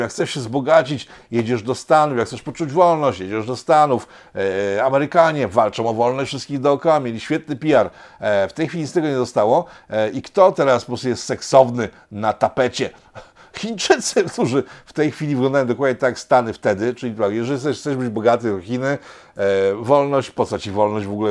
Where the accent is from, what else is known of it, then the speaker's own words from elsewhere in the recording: Poland; ja jestem Słowianinem z Polski, jestem Polakiem